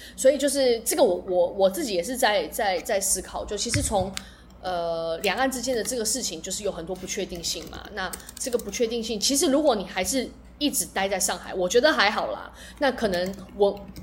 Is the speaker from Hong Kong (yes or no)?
no; Taiwan; moved away; also born or lived in Mainland China; 我刚好搬回，搬回来台湾